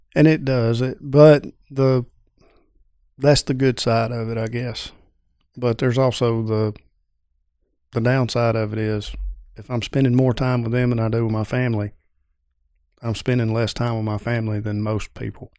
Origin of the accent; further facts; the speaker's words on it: Pendergrass, Georgia, United States; Pendergrass, Georgia